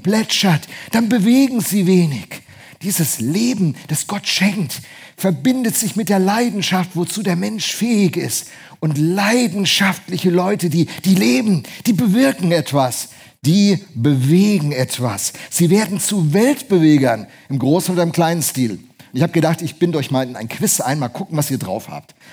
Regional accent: Bremen, Germany; moved away; Hat mich als Bremer enorm gefreut

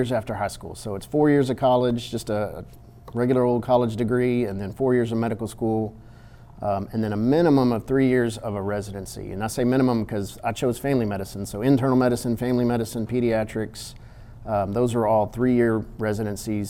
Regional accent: Victoria, Texas, United States; also born or lived in Austin, Texas / Georgetown, Texas / San Antonio, Texas / Waco, Texas; now in Kaufman, United States; grew up in South Texas in Victoria

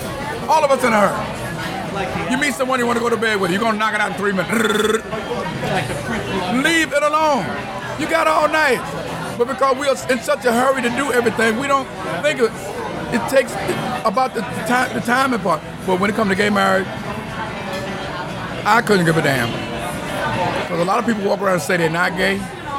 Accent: Vietnam; English is a second language; moved away as an adult; now in United States; When I came from Vietnam, my government told me, your children is your responsibility.

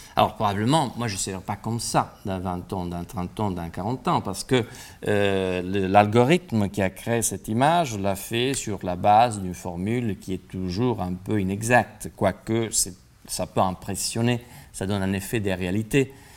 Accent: Italy; now in France; je suis italien

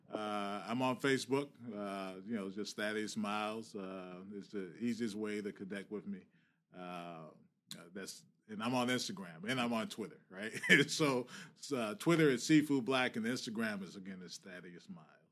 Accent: Virginia, United States; now in Boston, United States; I grew up in Virginia.

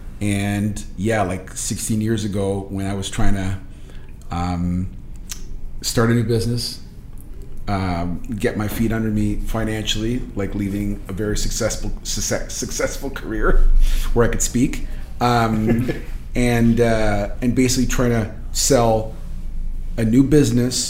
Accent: Portugal; also born or lived in Toronto, Canada; now in Oakville, Canada; I wasn't born here. I was born in Portugal, so I'm an immigrant

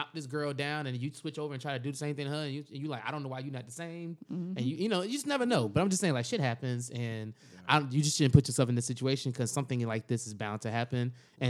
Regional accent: United States; we're American to a certain extent

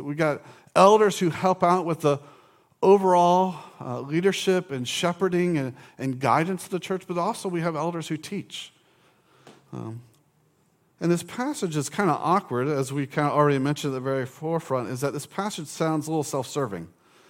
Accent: Orange Park, Florida, United States; In college, I grew up in Orange Park.

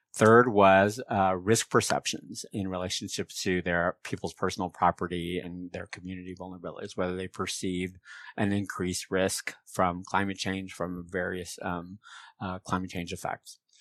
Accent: San Francisco Bay Area, California, United States; My folks were rural farmers in Mexico, but I grew up in the San Francisco Bay Area

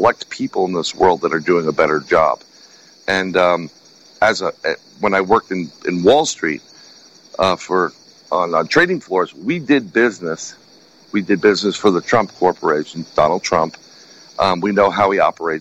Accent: New York City, New York, United States; growing up in New York City, we're born and raised and I still live there.

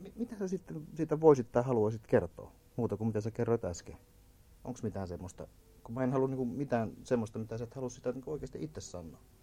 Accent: Kainuu, Finland; mä oon itse alun perin kainuulainen

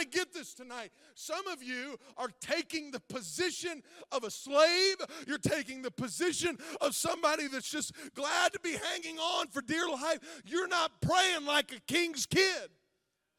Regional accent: Zanesville, Ohio, United States; I grew up in this town. I grew up in Zanesville.

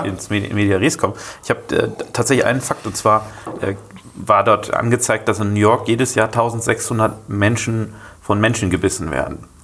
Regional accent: Rotenburg, Lower Saxony, Germany; now in Bremen, Germany; ich komme ja selber aus Rotenburg

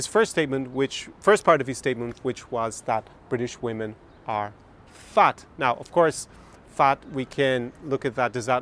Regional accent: Ireland; now in Ukraine; when I was growing up in Ireland

